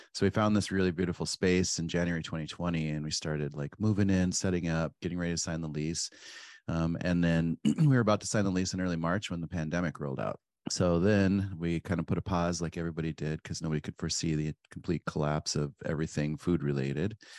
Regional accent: Pine Ridge, South Dakota, United States; moved away; I grew up on Pine Ridge in South Dakota

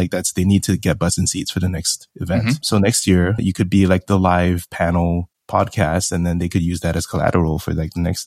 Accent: Singapore; moved away as an adult; also born or lived in United States; I'm from Singapore, born and raised. Went over to the U.S. to study finance

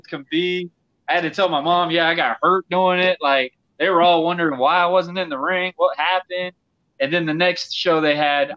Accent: Yulee, Florida, United States; also born or lived in Fernandina Beach, Florida; my hometown area in Fernandina, where I lived in Yulee

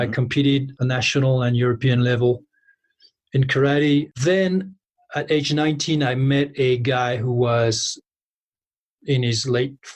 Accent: close to Paris, near Fontainebleau, Île-de-France, France; I grew up close to Paris

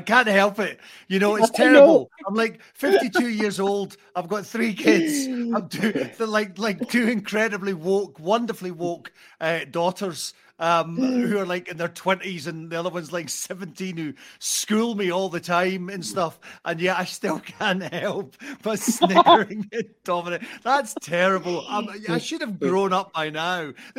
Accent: Arbroath, Scotland, United Kingdom; I was very lucky that I grew up in Arbroath, and one of the few places that had a genuine bona fide fairground

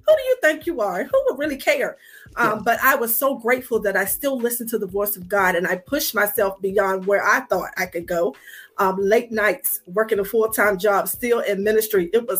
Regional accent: Franklin, Virginia, United States; moved away as an adult; now in Chesapeake, United States; I am from Franklin, Virginia, a little small town, about 45 minutes from Chesapeake, where I now reside.

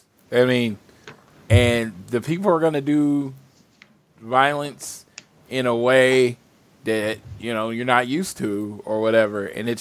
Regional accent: Mid-South, United States; I grew up in the Mid-South area.

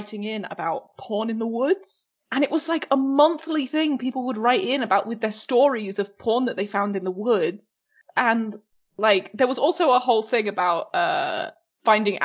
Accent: England, United Kingdom; I was brought up in England

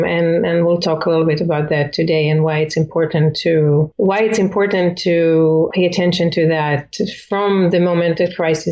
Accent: Israel; moved away as an adult; also born or lived in Philippines; now in United States; I'm originally from Israel

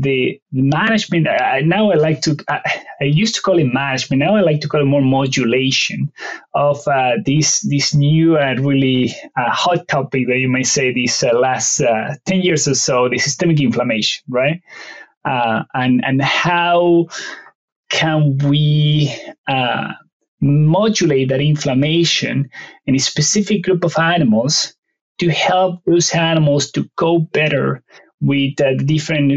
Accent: Argentina; first language Spanish; English is a second language; moved away as an adult; also born or lived in Colorado / Ohio; now in Pennsylvania, United States; I'm not from around, that is where the strong accent came from. I'm originally from Argentina. My native language is Spanish

